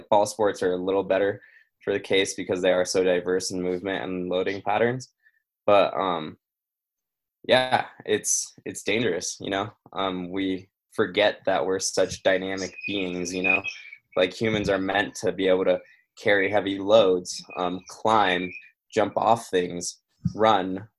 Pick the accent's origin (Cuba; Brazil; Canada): Brazil; moved away; I'm originally from Brazil. And then when I go back there, we're from a pretty rural area.